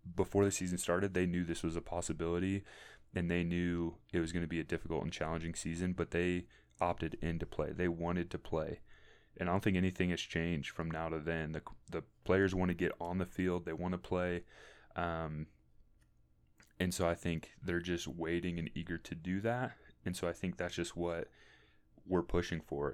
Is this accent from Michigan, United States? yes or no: no; St. Louis, Missouri, United States; I'm from St. Louis, Missouri, originally, or more specifically, the St. Charles County area